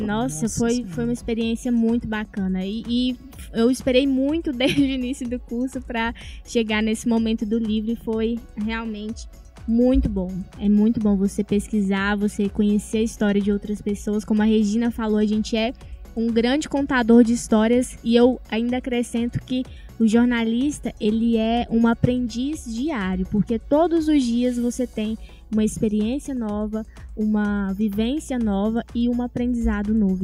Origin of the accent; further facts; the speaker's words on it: Tocantins, Brazil; moved away as an adult; now in Patos de Minas, Brazil; Eu vim lá do Tocantins